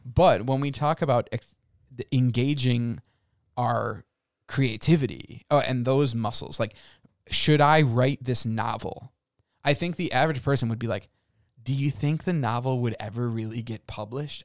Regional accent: United States; we as the American people, I'm gonna speak as Americans

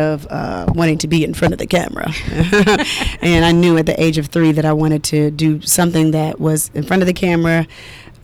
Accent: Decatur, Georgia, United States; also born or lived in Atlanta, Georgia / Florida; I was born in Atlanta, raised in Decatur

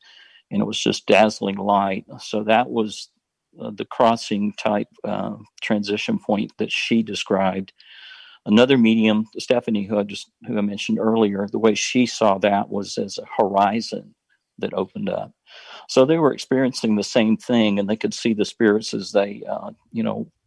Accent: the South, United States; I was raised in the Baptist church here in the South

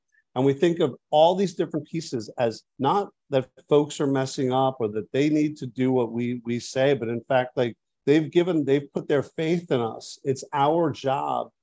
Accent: New York, United States; I'm a New Yorker too

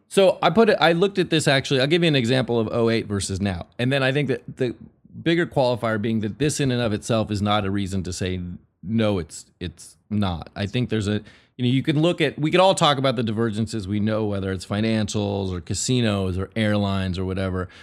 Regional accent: Northern California, United States; I grew up sort of in the dot com thing, and I'm from NorCal

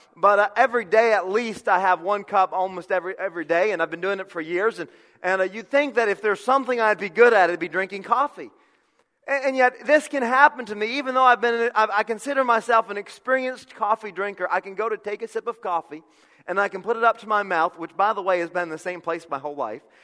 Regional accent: Connecticut, United States; I'm from Connecticut.

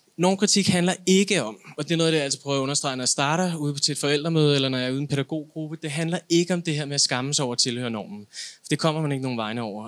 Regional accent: Denmark; jeg er etnisk dansker

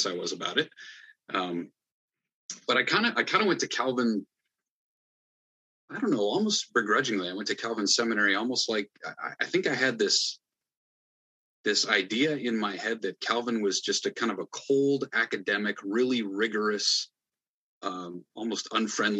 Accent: Hull, Iowa, United States; moved away as an adult; now in Ottawa, Canada; I grew up in Northwest Iowa, grew up in the CRC in Northwest Iowa. Hull is my hometown

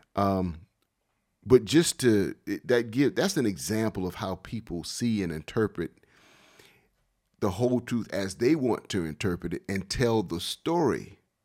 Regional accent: Wilmington, North Carolina, United States; Growing up in Wilmington all my life

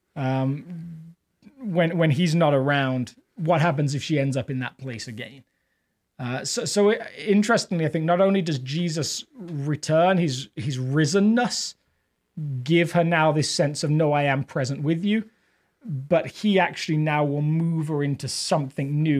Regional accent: England, United Kingdom; accent: English; now in Littleton, United States; technically I'm an immigrant, but I don't feel like being from England

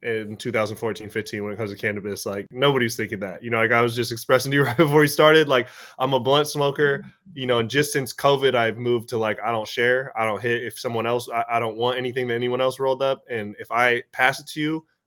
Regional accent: Washington, United States; I'm from Washington

